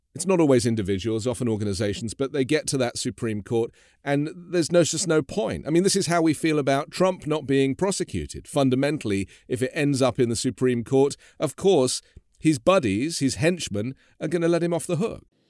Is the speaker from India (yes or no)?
no; England, United Kingdom; moved away as an adult; now in Los Angeles, United States; I am from England, obviously, but I, I've been living